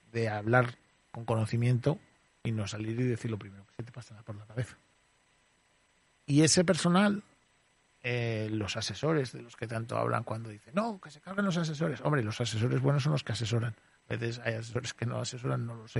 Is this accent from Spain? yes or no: yes; Zaragoza, Aragon, Spain; moved away as an adult; also born or lived in Barcelona / Madrid; Con cinco años vine a vivir aquí a Zaragoza. O sea, me, se considero maño. He estudiado en un colegio de Zaragoza, en un instituto de Zaragoza